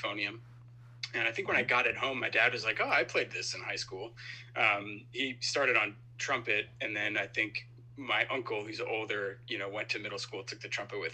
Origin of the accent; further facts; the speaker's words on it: Lebanon, Pennsylvania, United States; moved away as an adult; also born or lived in Rochester, New York; I grew up in Lebanon, Pennsylvania.